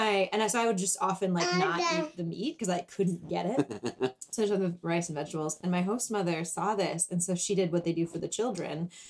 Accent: Wisconsin, United States; moved away; I'm from Wisconsin. If I was back in my hometown

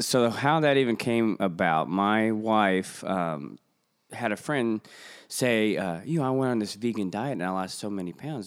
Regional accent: Springfield, Missouri, United States; I'm actually from Springfield, Missouri, so it's pretty much the heartland of the United States of America.

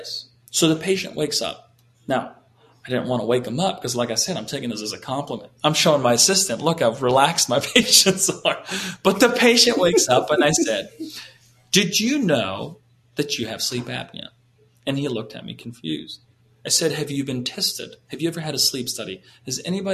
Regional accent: Canada; moved away; I was raised in Canada

